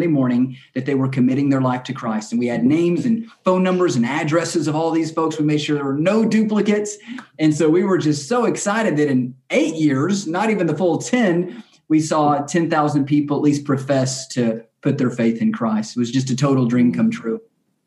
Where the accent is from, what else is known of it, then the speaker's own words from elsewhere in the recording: Lubbock, Texas, United States; also born or lived in Dallas-Fort Worth; I was on staff at a church in my hometown of Lubbock, Texas